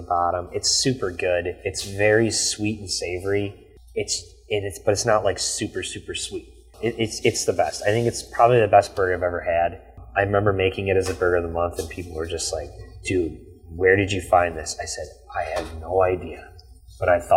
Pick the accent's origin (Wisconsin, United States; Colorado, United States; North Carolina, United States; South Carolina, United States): Wisconsin, United States; Ripon; now in Fond du Lac, United States; I'm from the Green Lake Ripon area, so Green Lake's 1,000 people, Ripon's 7,000 people. I'm from that small town feel